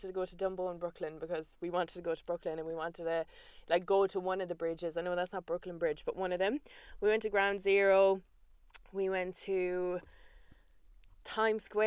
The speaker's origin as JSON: {"language": "English", "country": "Ireland", "said": "as Irish women"}